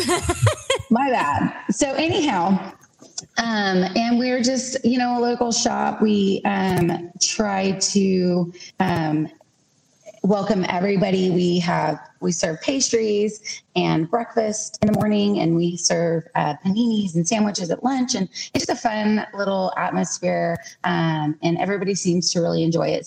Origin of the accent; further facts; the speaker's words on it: Beeville, Texas, United States; moved away as an adult; now in El Campo, United States; I'm originally from Beeville, but I recently moved to El Campo about three years ago